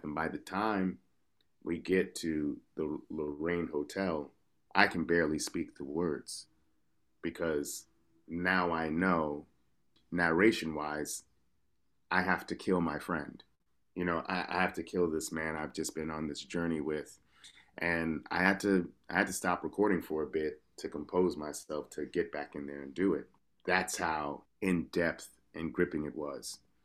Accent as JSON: {"language": "English", "region": "New York", "country": "United States", "said": "I'm from New York, so I don't even consider that an accent"}